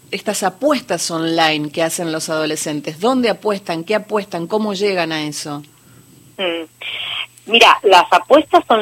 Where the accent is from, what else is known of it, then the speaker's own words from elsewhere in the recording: Humahuaca, Jujuy, Argentina; Soy de Humahuaca y acá todas estas cuencas, desde la quebrada y todos los valles orientales altos, pertenecen a la cuenca del Alto Bermejo.